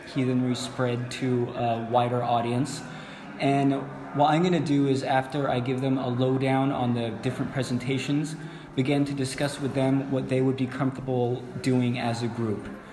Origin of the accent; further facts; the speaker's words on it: California, United States; I'm from California.